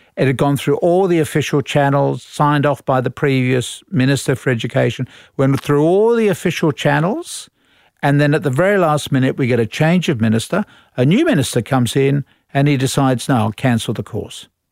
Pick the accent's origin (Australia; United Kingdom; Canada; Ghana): Australia; we are Australian